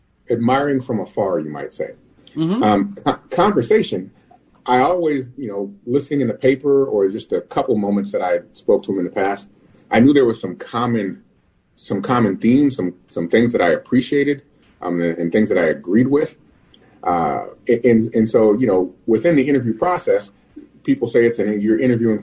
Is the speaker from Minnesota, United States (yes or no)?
yes; Minnesota, United States; I was born and raised in Minnesota, and I come from a family of educators